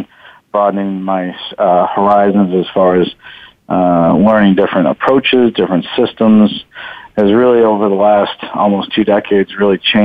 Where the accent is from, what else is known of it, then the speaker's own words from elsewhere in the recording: Buffalo, New York, United States; now in San Jose, United States; I grew up in Buffalo, New York. So I moved out here in San Jose, California back in 97.